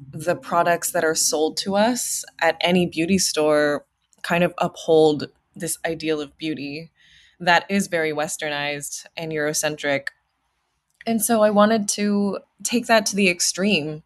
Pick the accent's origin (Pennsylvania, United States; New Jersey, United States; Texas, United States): Texas, United States; Houston; I grew up in Houston, Texas